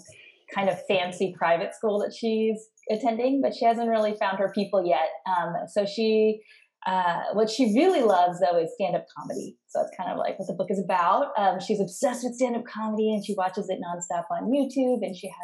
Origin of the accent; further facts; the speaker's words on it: Monterey, California, United States; born there; Like Yumi, I was born in the United States to immigrant parents. My parents immigrated in the 70s, and my dad was in the U.S. Army. And I was actually born on a base. I was born in Monterey, California in 1980.